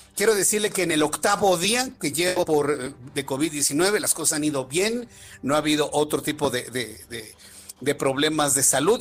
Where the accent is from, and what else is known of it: Mexico